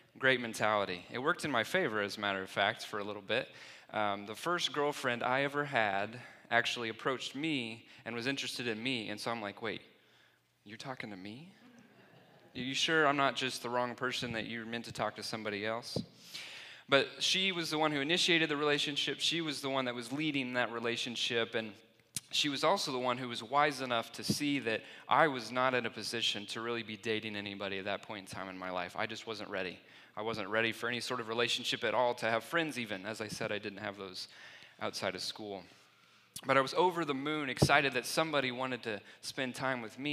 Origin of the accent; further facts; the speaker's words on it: Plainfield, Indiana, United States; I grew up in Plainfield, Indiana